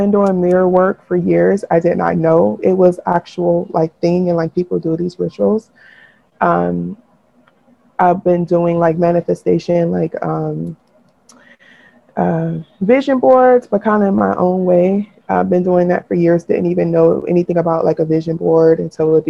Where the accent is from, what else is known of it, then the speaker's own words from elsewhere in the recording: United States; in being American, you know, we're socially Christian